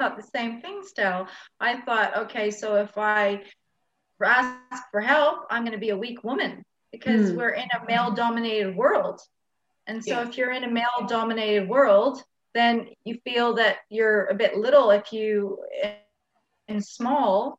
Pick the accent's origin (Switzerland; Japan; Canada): Canada; moved away as an adult; now in Australia; I'm from another country. I'm from Canada, and I moved to Australia when I was 19